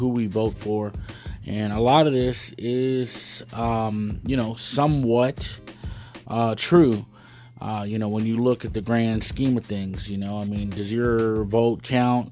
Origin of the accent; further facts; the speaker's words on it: United States; I'm a Chicano